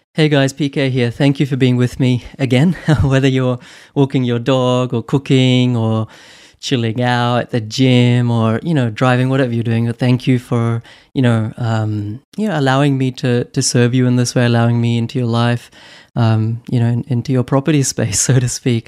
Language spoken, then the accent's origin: English; New Zealand; moved away as an adult; also born or lived in Queensland, Australia / Sydney, Australia / London, United Kingdom; I grew up in in New Zealand